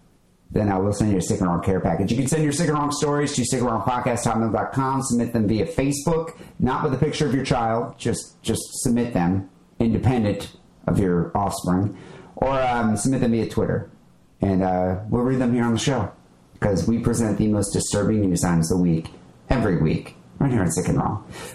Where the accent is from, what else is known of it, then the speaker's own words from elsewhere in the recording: Belgium; …, a light bulb counter guy, like Wacker, but I'm from Belgium.